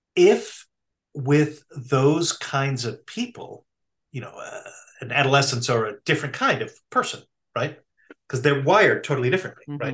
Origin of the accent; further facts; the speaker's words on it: Massachusetts, United States; I'm from Massachusetts, okay? I grew up in a context where public education was mandated